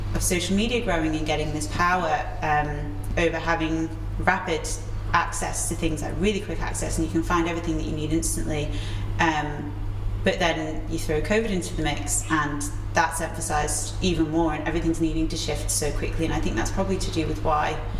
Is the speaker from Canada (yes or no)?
no; Isle of Man; moved away as an adult; you grow up here and you live on the Isle of Man, you live and breathe the Isle of Man. And then it wasn't until I left that I became so proud to be Manx